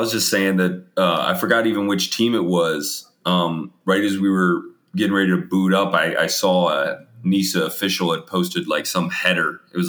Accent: North Carolina, United States; moved away; I grew up in North Carolina

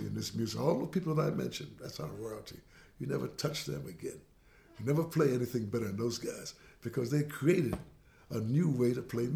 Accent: New York City, New York, United States; Panama, Jamaica, growing up in Brooklyn

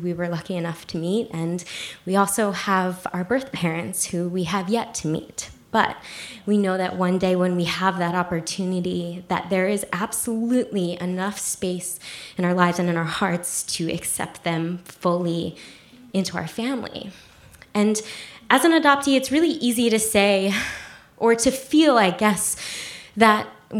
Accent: New Jersey, United States; also born or lived in South Korea; I was raised in New Jersey

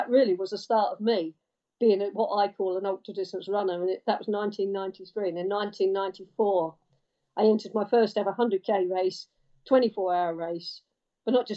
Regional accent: Cambridge, East of England, United Kingdom; I come from Cambridge and used to bike to school, bike home

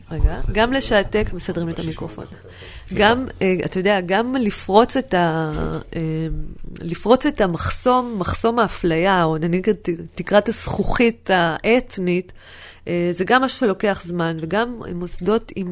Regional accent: Northern District, Israel; אני מסתכלת למשל על האזור שאני גדלתי בו, אז יש את כפר גלעדי, ששם זה מחצבות כפר גלעדי, ומפעל אופטיקה

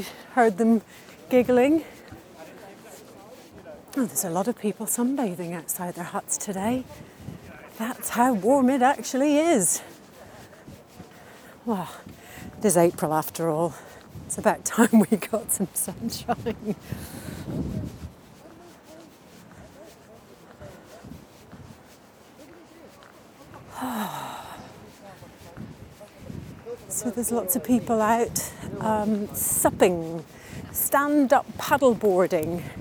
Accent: Dublin, Leinster, Ireland; also born or lived in London / Los Angeles; now in Hove, United Kingdom; when I was growing up in Ireland. We lived very close to a park called the Phoenix Park in Dublin.

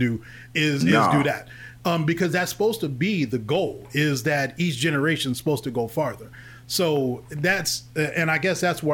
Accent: Forest Park, Ohio, United States; also born or lived in Louisville, Kentucky; we're all from Forest Park. It's a technically a suburb. Town, town or in Cincinnati, right.

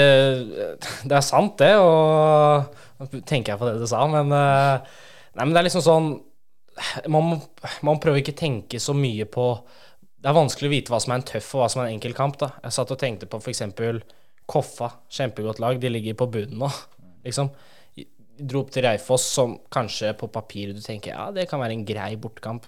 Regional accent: Oslo, Norway; moved away; jeg er fra Oslo

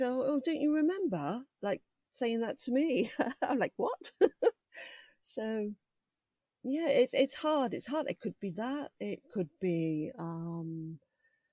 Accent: London, United Kingdom; moved away; also born or lived in Buckinghamshire; I grew up in London, but we lived in Buckinghamshire at the time.

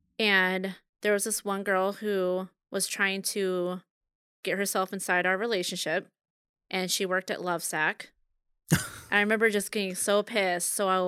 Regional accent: Bellevue, Nebraska, United States; also born or lived in West Omaha; I grew up in Bellevue, Nebraska. So after that, I moved to West Omaha, which would basically be like where I live, Otsego, right now.

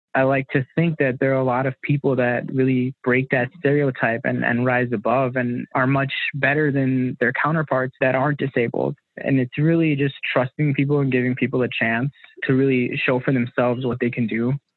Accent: Illinois, United States; I'm from the Illinois area, born and raised here

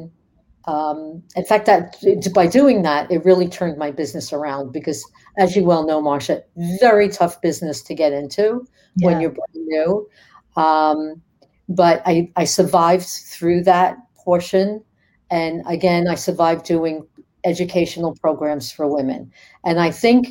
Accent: New York City, New York, United States; I grew up in the Bronx, New York. I'm a tough cookie.

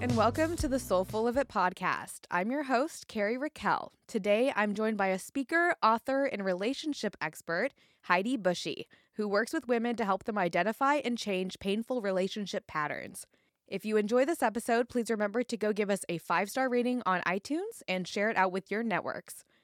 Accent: California, United States; now in Portland, United States; I was born in California

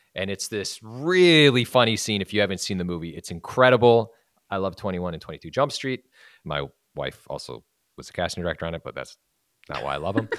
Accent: Wisconsin, United States; now in Los Angeles, United States; I'm from Wisconsin. I came out here

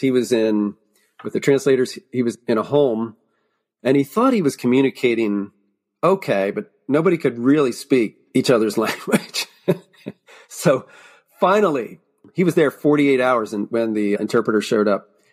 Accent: Lancaster County, Pennsylvania, United States; born or raised there

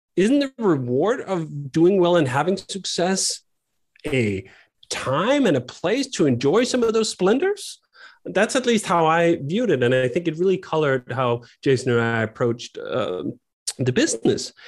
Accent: Copenhagen, Capital Region of Denmark, Denmark; moved away as an adult; also born or lived in United States; I grew up in Copenhagen, Denmark

